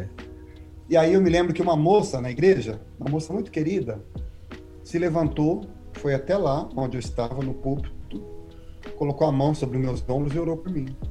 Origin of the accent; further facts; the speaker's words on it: Maringá, Paraná, Brazil; moved away as an adult; also born or lived in Cianorte, Paraná / Aracaju, Sergipe; now in Connecticut, United States; eu sou do Paraná, Nasci em Cianorte, fui criado em Maringá